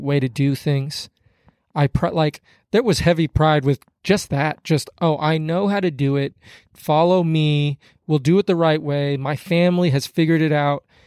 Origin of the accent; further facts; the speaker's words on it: Kansas City, United States; moved away as an adult; also born or lived in Hutchinson, Minnesota; I'm from Kansas City